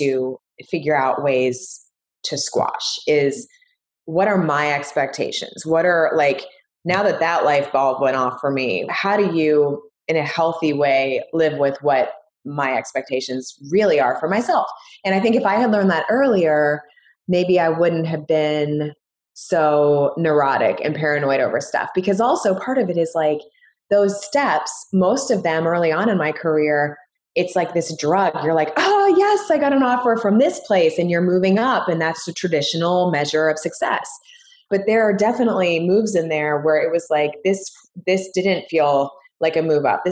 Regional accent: Washington, District of Columbia, United States; moved away; also born or lived in Miami; a TV station in Washington, D.C., which was basically my hometown

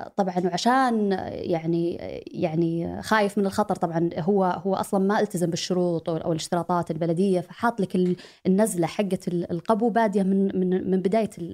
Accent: Saudi Arabia; moved away as an adult; لاني جيت من السعوديه

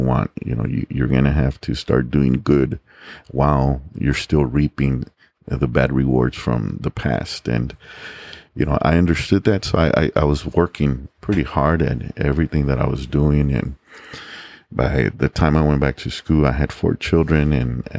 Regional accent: San Antonio, Texas, United States; also born or lived in Laredo, Texas / Mexico; growing up in the West Side, it was very easy for me to fall into the wrong crowds

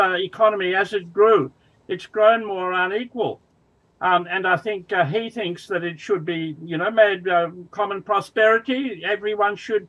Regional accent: Sydney, New South Wales, Australia; also born or lived in Cambridge; I'm Australian, of course. I was born and brought up in Sydney, but I was working in Cambridge

